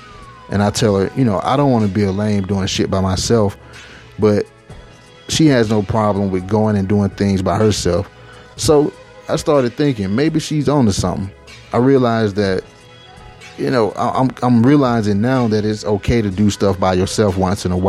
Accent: Atlanta, Georgia, United States; moved away as an adult; now in Las Vegas, United States; I recently moved from my hometown in Atlanta, Georgia to Las Vegas

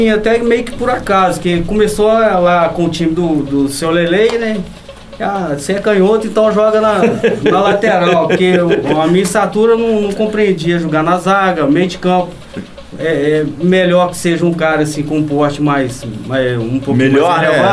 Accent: Coab, Minas Gerais, Brazil; eu sou da Coab, fui criado na Coab.

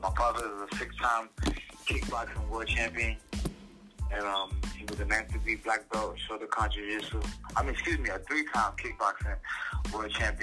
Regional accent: New York City, New York, United States; moved away as an adult; now in Las Vegas, United States; I'm born and raised in Brownsville, Brooklyn

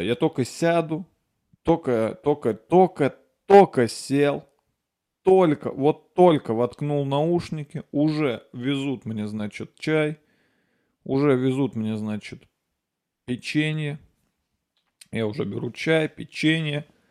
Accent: Nizhny Novgorod, Nizhny Novgorod Oblast, Russia; moved away; я уезжаю в Нижний Новгород. Это мой родной город, я там родился

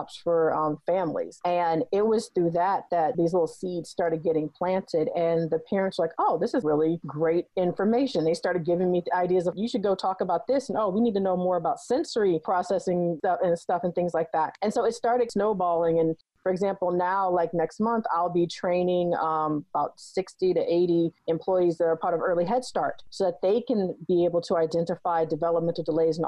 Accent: Florida, United States; moved away as an adult; when I moved back to Florida, I had to take almost an entire year just to kind of get into the community

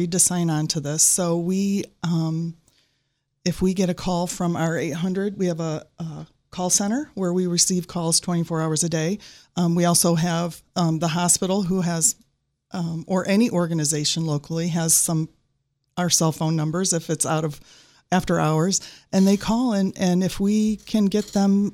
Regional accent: Lakewood, New York, United States; I grew up in Lakewood, New York, outside of Jamestown, New York

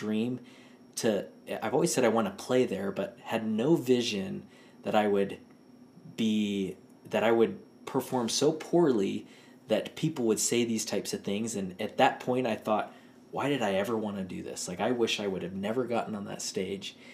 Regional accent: Houston, Texas, United States; moved away; the University of Houston, ooh, which is my hometown.

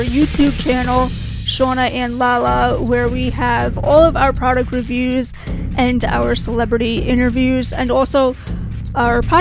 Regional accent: New York, United States; New York

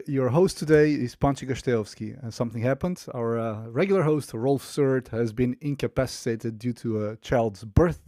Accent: North Macedonia; moved away; also born or lived in United States; I come originally from Macedonia

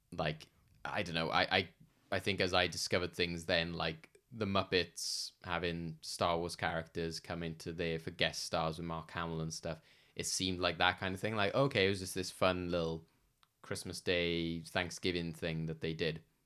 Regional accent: United Kingdom; somebody British

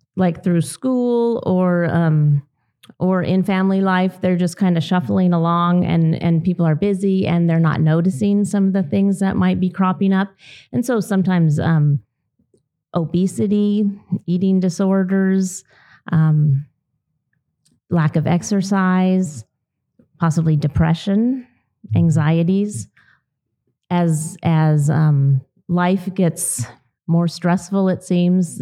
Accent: Southern California, United States; moved away as an adult; now in Idaho, United States; I grew up in Southern California on a dairy

